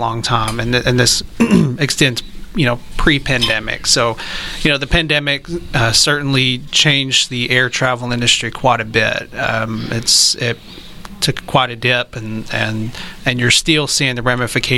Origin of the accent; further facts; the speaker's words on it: Texarkana, United States; moved away; also born or lived in Florida; I'm from Texarkana